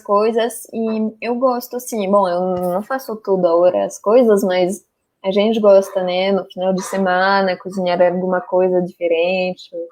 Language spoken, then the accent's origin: Portuguese; France; Portuguese is a second language; moved away as an adult; also born or lived in Rennes; now in Brazil; sou francesa